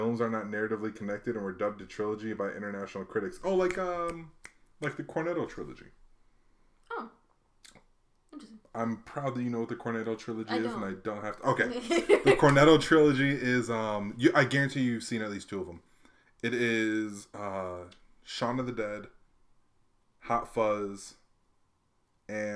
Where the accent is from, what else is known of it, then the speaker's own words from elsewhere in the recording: Hawaii, United States; I grew up in Hawaii